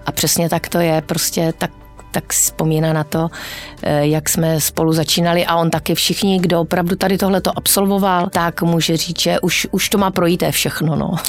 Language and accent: Czech; Ostrava, Moravian-Silesian Region, Czechia; moved away; jsem z Ostravy, jsem ostravačka